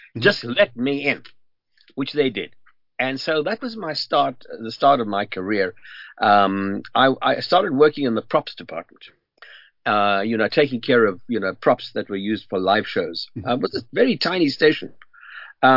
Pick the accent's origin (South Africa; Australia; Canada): South Africa; moved away; I grew up in South Africa during the apartheid era.